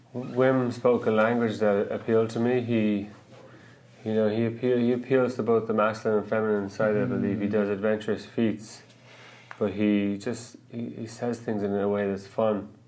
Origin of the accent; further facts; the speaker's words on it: Ireland; moved away as an adult; also born or lived in New York; now in Vancouver, Canada; growing up in Ireland, we did get in some fights